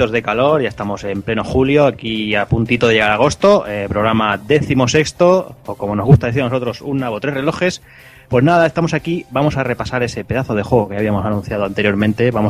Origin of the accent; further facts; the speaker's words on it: Málaga, Andalusia, Spain; yo soy de Málaga.